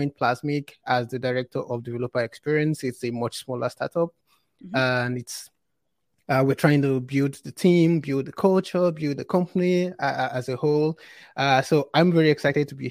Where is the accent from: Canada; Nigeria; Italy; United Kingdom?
Nigeria; I worked at a fintech startup in Nigeria, which is my home country.